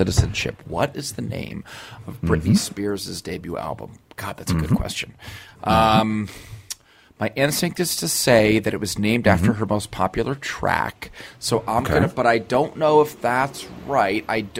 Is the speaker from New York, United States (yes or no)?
yes; New York, United States; I'm from New York and I work for the Taekwondo.